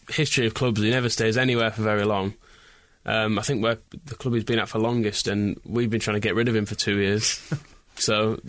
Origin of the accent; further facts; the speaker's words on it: Scotland, United Kingdom; I'm from Scotland and I know it's crap.